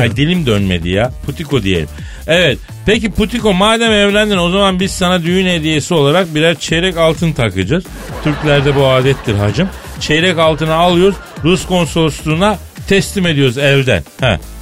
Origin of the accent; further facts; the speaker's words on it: Eskişehir, Turkey; beni de horoz kovaladı lan çocukken Eskişehir'de